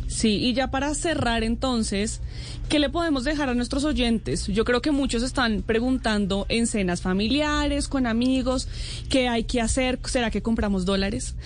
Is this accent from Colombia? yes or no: yes; Colombia; como colombianos